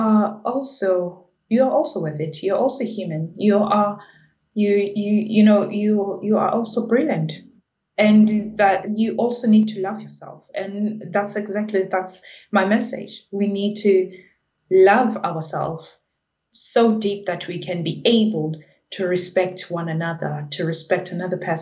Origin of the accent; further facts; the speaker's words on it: South Africa; now in United Kingdom; I'm from South Africa, I'm a Zulu speaking person.